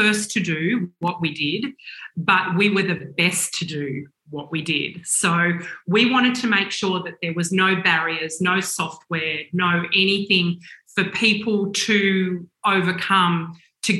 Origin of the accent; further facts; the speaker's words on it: Australia; being Australian, and always feeling, not that we feel like this anymore, as an Australian company